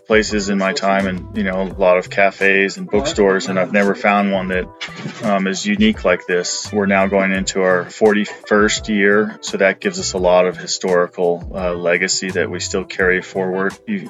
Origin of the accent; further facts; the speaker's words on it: Boulder, Colorado, United States; I was born and raised in Boulder. I've tried to live in a few other places, but I always seem to come back to Boulder.